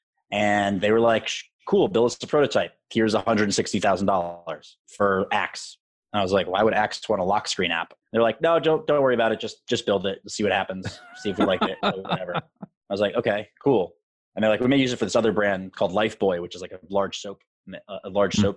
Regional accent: New York City, New York, United States; I am born and raised in Manhattan

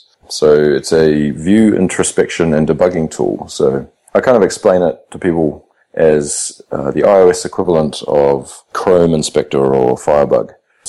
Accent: New Zealand; now in Australia; I'm almost an Aussie. I've been here for 10 years or nearly 10 years. So, and considering becoming a citizen, so I'll be an adopted Aussie at some point.

